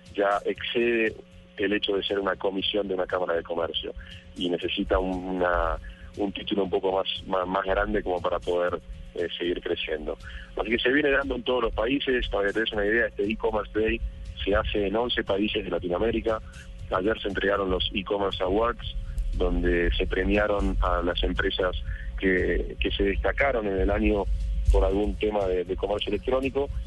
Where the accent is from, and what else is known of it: Argentina; moved away as an adult; now in Colombia